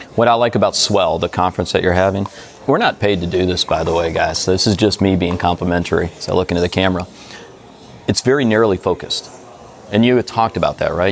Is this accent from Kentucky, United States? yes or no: no; Detroit, Michigan, United States; moved away; I'm from Detroit originally, right. so we're U.S. boys.